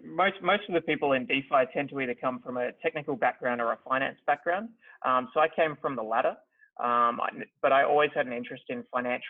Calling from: Melbourne, Victoria, Australia; I am dialing in from Melbourne, Australia.

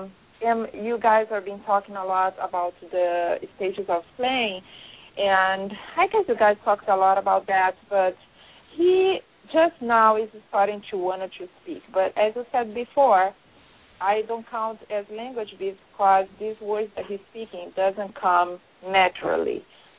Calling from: New Jersey, United States; I'm calling from New Jersey, and it's storming like crazy

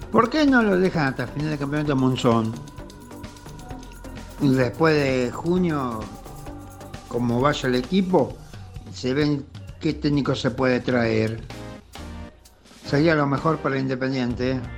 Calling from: Banfield, Buenos Aires Province, Argentina; Hola muchachos, eh … de Banfield, socio

